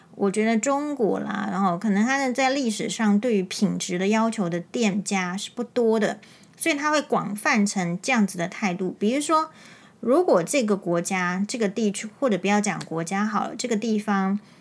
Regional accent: Taiwan; 我是台湾人

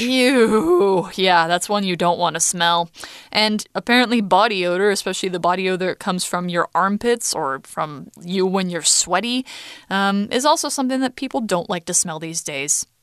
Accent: United States; now in Taiwan; in the US

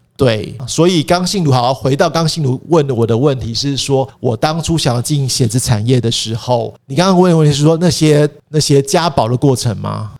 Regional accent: Taipei, Taiwan; 因为我是台北人，死台北人

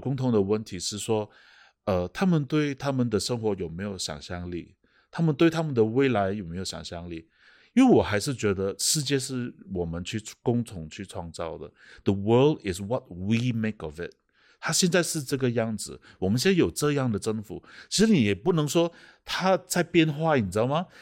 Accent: Kuala Lumpur, Malaysia; moved away as an adult; also born or lived in Australia / Germany; 然后我土生土长的，呃，吉隆坡人

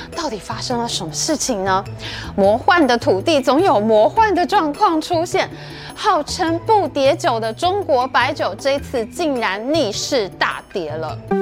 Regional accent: Taiwan; 我们台湾人

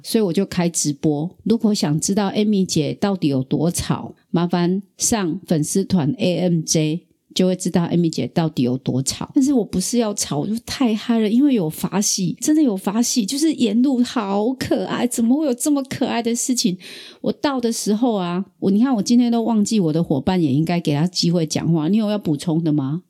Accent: Taiwan; also born or lived in Kaohsiung; 身为台湾人

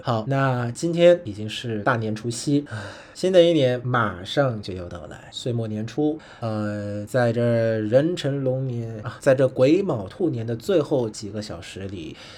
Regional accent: Vietnam; Chinese is a second language; also born or lived in China; 我是来自越南

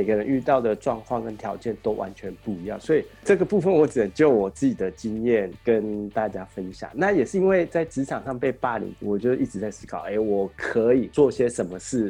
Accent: Taiwan; moved away as an adult; now in Japan; 我他妈的就是一个台湾人，

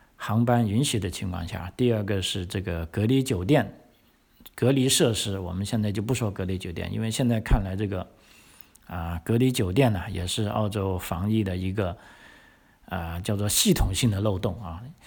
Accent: China; now in Australia; 我们中国人

